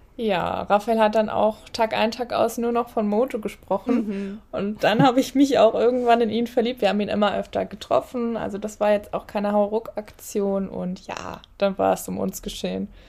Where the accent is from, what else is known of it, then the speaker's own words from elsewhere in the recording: Cologne, North Rhine-Westphalia, Germany; moved away as an adult; now in Solingen, Germany; Wir sind tatsächlich gebürtige Kölner beide